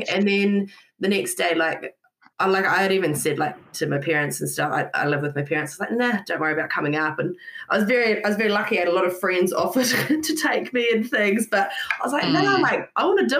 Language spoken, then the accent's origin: English; Scotland, United Kingdom; now in New Zealand; Yeah, so I'm from Scotland.